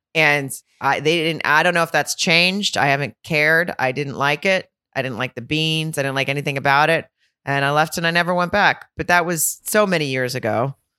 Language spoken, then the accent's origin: English; Farmington, Arkansas, United States; now in California, United States; I'm from Farmington, Arkansas, and I grew up eating Hardee's